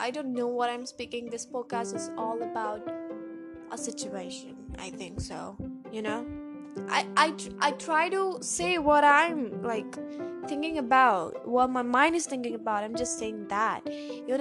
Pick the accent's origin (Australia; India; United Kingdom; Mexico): India; Karnataka; accent: Indian; English is a second language; my American accent is getting down to an Indian accent, because no one around here talks to me in English